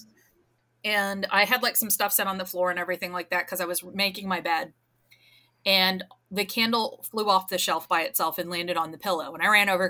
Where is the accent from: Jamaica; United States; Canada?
United States; New Jersey; I grew up in New Jersey